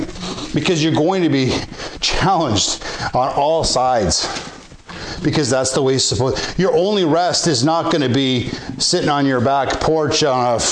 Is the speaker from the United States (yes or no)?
no; Canada